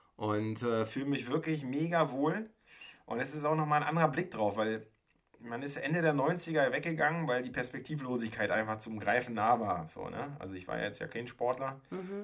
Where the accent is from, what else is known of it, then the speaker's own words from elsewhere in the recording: Mecklenburg-Vorpommern, Germany; moved away as an adult; weil ich bin ja auch ursprünglich aus Mecklenburg-Vorpommern. Und in dem, auf der anderen Seite von Parchim aufgewachsen.